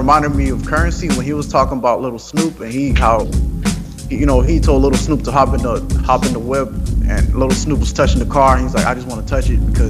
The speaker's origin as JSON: {"language": "English", "country": "Dominican Republic", "said": "I'm from DR, I'm from Dominican"}